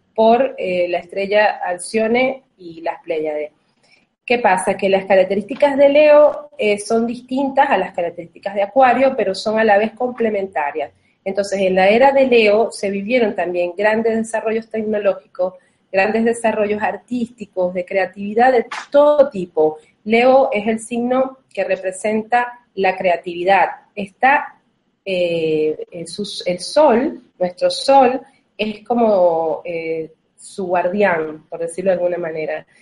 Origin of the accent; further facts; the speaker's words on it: Venezuela; now in Uruguay; en este momento si estoy en Argentina, pero vivo en Uruguay, pero soy de Venezuela